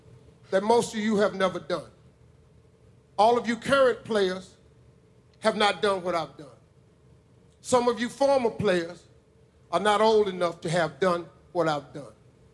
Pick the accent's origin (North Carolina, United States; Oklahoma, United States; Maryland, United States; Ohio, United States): Ohio, United States; Cleveland; I'm from Cleveland.